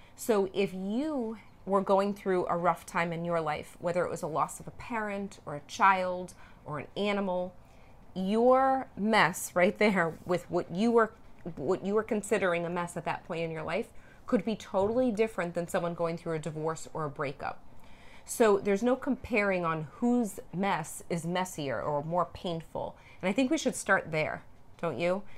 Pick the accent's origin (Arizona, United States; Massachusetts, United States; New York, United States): Massachusetts, United States; Norwood; moved away; We're actually in Norwood, Massachusetts, in my hometown. we're at my parents' house